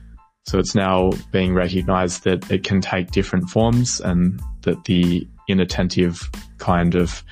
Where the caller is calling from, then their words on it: Melbourne, Victoria, Australia; I am calling in from Melbourne, Australia.